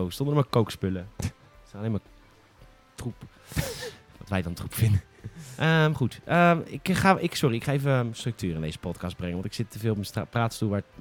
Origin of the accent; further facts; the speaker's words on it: Rotterdam, South Holland, Netherlands; Oh, het, is, ah, het komt uit Amsterdam. En als Rotterdammer is dat het gewoon.